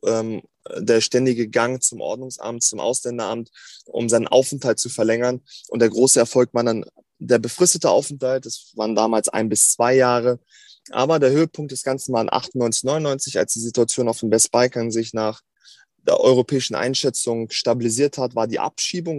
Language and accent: German; Hanover, Lower Saxony, Germany; bin gebürtiger Hannoveraner, ähm, also richtig waschechter Hannoveraner, bin hier geboren, zur Schule gegangen